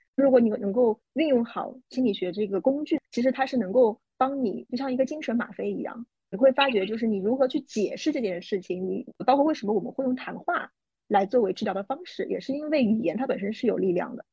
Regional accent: Shanghai, China; 因为我是上海人

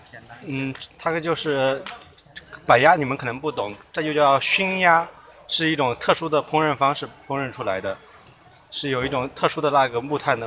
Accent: Wuhu, Anhui, China; moved away as an adult; 我是安徽芜湖的。

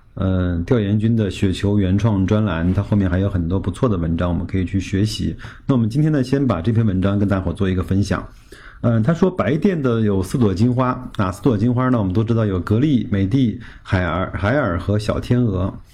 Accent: China; 我们中国人民

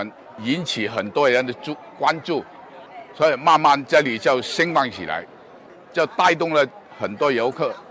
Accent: Jiangmen, Guangdong, China; 我作为一个老居民，我是在这里出生的

